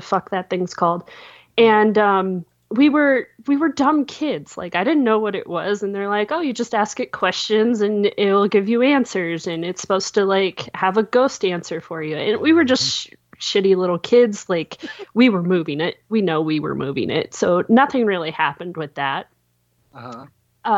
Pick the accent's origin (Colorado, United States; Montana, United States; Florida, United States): Montana, United States; also born or lived in California / Twin Bridges, Montana / Silver Star, Montana; I am from Montana. So I have been living here for, I think we moved up here when I was 9 or 10